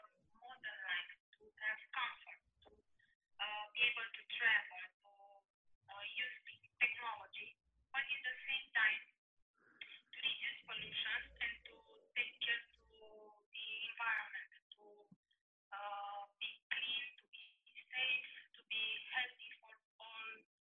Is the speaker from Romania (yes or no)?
yes; Romania; I'm from Romania.